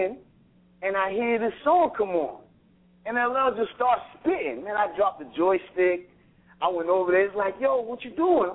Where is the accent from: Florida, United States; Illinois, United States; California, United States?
Illinois, United States; Chicago; also born or lived in Racine; I was living in Chicago. I'm from Chicago